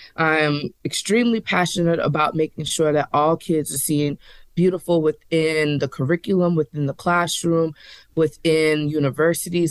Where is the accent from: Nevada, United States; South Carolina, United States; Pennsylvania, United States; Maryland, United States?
South Carolina, United States; Charleston; now in Nashville, United States; from Charleston, South Carolina, representing eight four three all day long.